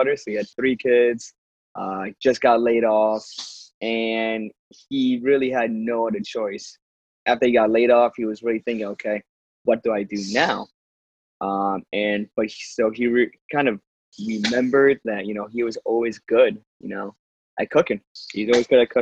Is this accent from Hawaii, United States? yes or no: no; East Hartford, Connecticut, United States; I'm from East Hartford, Connecticut. Been in Connecticut all my life